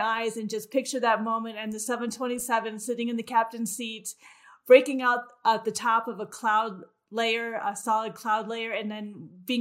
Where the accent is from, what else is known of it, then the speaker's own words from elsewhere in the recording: Midwest, United States; as a young girl growing up in the Midwest